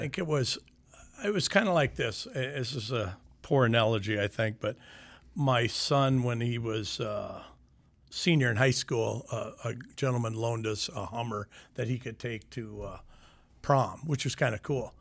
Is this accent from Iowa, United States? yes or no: yes; Sioux City, Iowa, United States; I grew up in Sioux City. I grew up in the Leeds area.